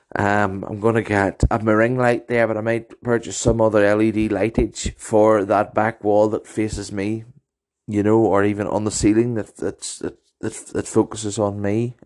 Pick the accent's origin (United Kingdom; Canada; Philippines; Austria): United Kingdom; Maghera, Northern Ireland; also born or lived in Ballymoney; my home town of Magerfeld